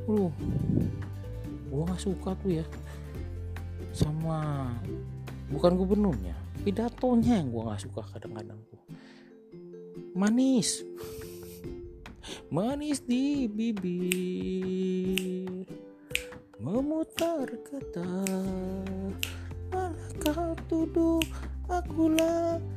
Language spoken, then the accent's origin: Indonesian; Jakarta, Indonesia; Gua asli Jakarta ya. Udah 39 tahun umur gua.